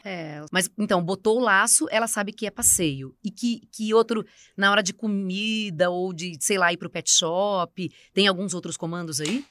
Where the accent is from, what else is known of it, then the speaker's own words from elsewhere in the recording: Americana, São Paulo, Brazil; lá na minha cidade americana, fubeca é a mesma coisa que bolinha de gude.